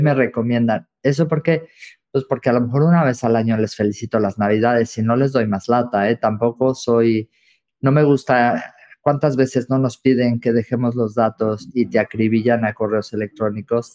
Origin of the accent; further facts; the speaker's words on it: Mexico; me siento como muy en casa, como muy mexicano